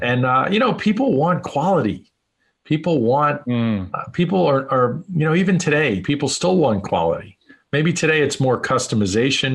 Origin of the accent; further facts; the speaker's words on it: New York City, New York, United States; moved away as an adult; also born or lived in Phoenix, Arizona; now in Las Vegas, United States; I grew up in New York in, in a very entrepreneurial family